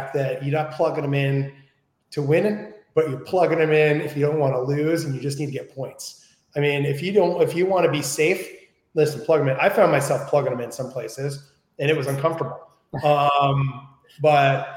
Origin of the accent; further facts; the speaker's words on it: New Jersey, United States; I grew up in New Jersey